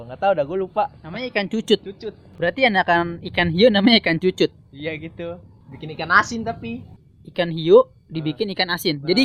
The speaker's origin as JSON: {"language": "Indonesian", "country": "Indonesia", "tie": "born there", "said": "soalnya kan ya gue emang lahir di, di Indonesia"}